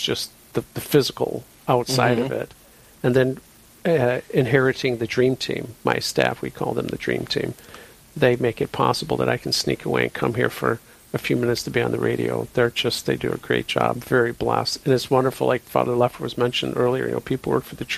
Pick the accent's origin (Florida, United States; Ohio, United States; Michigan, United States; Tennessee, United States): Michigan, United States; Allen Park; moved away; also born or lived in Rome / Fargo; I grew up next door in Allen Park, Michigan